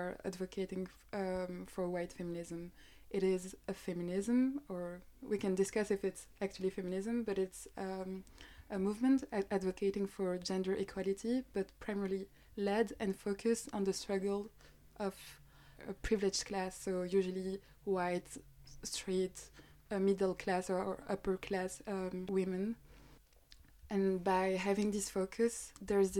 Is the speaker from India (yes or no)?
no; Belgium; I'm from Belgium